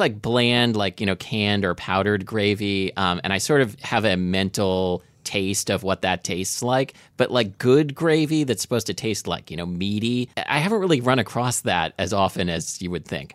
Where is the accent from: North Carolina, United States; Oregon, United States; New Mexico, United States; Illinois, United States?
Oregon, United States; I grew up in Oregon